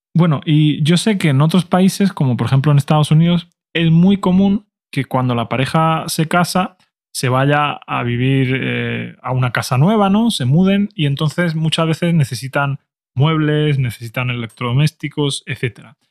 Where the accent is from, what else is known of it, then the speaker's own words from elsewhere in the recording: Spain; mi opinión como español